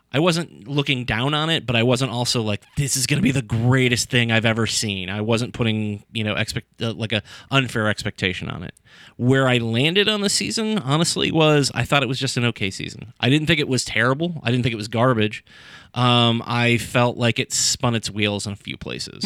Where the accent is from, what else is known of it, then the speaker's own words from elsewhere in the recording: Sandusky, Ohio, United States; I grew up in Sandusky